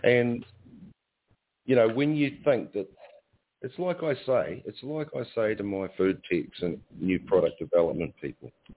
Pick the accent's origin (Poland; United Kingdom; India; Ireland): Ireland; now in New Zealand; I'm I'm Irish